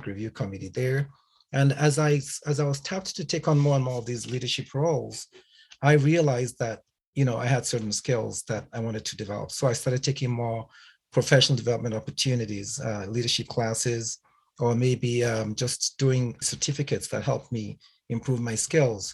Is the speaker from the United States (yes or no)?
no; Nigeria; moved away; also born or lived in England / Canada; I was born in Nigeria, and I grew up in a family of attorneys